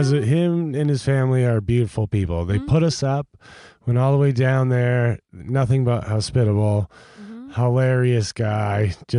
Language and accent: English; Maine, United States; I'm from Maine.